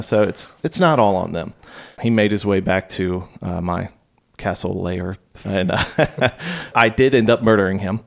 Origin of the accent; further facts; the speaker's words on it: Virginia Beach, Virginia, United States; I grew up in Virginia Beach